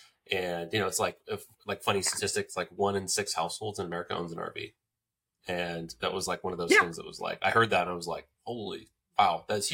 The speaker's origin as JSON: {"language": "English", "region": "Alaska", "country": "United States", "said": "Now, I'm from Alaska, and, you know, it's a very different place."}